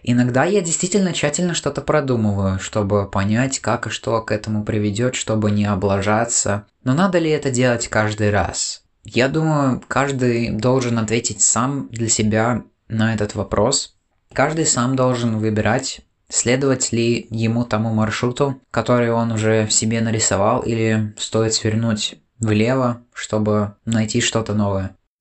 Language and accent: Russian; Latvia; у нас здесь творится